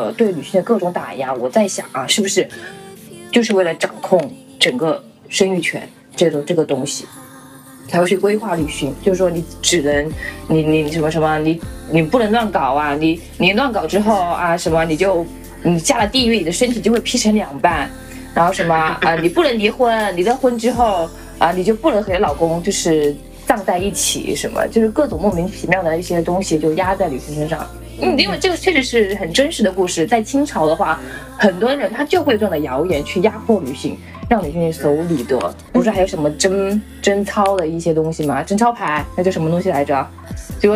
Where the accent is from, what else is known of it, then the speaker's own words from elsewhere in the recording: Chongqing, China; 我们也是南方啊